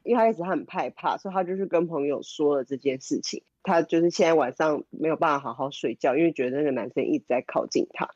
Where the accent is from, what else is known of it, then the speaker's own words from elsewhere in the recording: Taiwan; 以前小时候在台湾的图书馆是可以借到 D V D 的